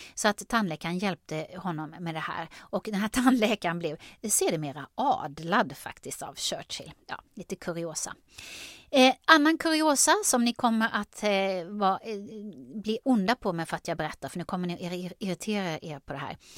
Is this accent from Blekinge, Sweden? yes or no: yes; Karlskrona, Blekinge, Sweden; accent: Blekinge dialect with uvular r; Och jag har ju dialekt, jag är från Blekinge, Karlskrona. Där pratar vi så här med tungrotsärren